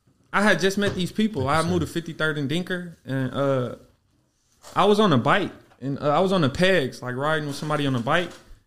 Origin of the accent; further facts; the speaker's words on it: Los Angeles, California, United States; Los Angeles, South Central.